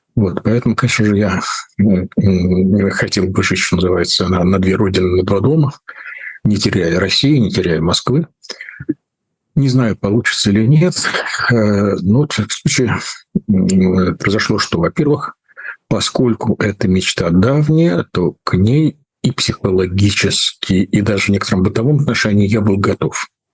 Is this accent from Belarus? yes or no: no; Prague, Czechia; moved away; мое детство прошло в Праге